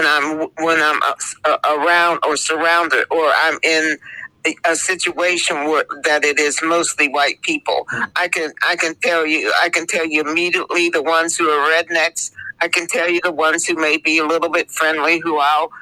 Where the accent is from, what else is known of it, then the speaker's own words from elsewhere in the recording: Connellsville, Pennsylvania, United States; I grew up in Fayette County in Western Pennsylvania in a highly racist town